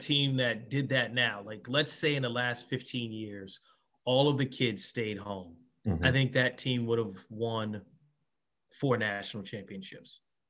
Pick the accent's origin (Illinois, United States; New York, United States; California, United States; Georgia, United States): New York, United States; Doug, I'm from Harlem.